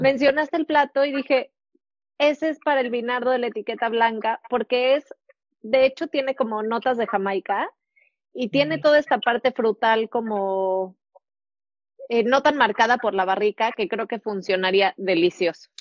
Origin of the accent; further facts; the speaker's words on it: Mexico; como mexicanos